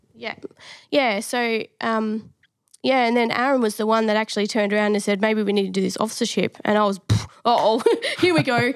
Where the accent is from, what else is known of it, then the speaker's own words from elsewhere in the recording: Adelaide, South Australia, Australia; moved away as an adult; now in Victoria, Australia; grew up in Adelaide